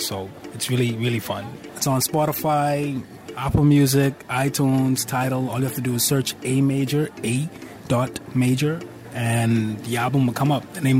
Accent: Bahamas; I'm from the Bahamas.

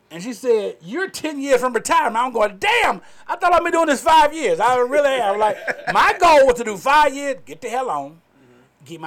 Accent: Carrollton, Georgia, United States; also born or lived in Tallapoosa, Georgia; I'm from West Georgia, Carrollton

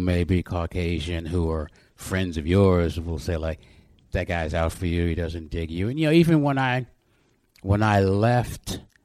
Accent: New York City, New York, United States; also born or lived in Corona, Queens; I was born in Corona, Queens, mm and Jamaica Hospital, and then moved to St. Albans when I was five years old, and stayed there essentially until I went off to college

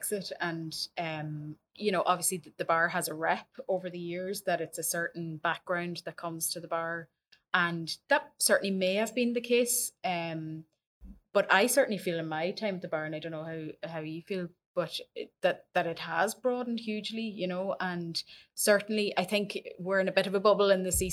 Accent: Donegal, Ulster, Ireland; moved away; I am longer now living out of Donegal than I was living in Donegal. I've never once lost my accent, and I won't either.

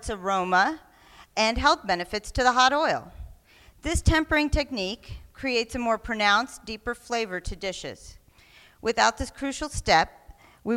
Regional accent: Oklahoma, United States; I was born ambiguously brown in the Great Plains of Oklahoma

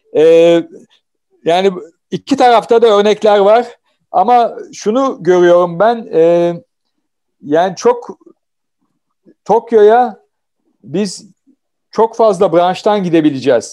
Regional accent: Samsun, Turkey; moved away; Ben Samsunluyum

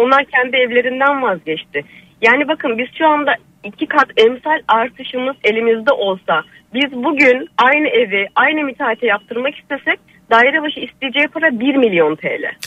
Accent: İzmir, Turkey; moved away; benim çocukluğum o evde geçti.

